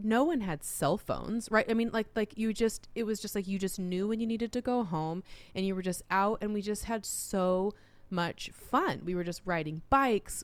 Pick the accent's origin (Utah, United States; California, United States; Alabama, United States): Utah, United States; moved away; also born or lived in Arizona / Oregon; I was growing up in Utah